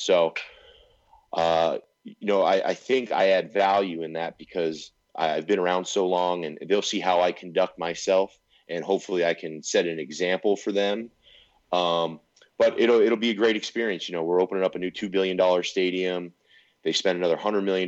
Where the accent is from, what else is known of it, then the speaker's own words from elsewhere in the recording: West Coast, United States; growing up on the West Coast